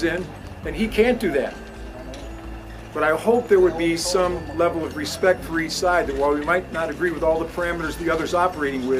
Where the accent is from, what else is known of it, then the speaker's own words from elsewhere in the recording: Chicago, Illinois, United States; I'm from Chicago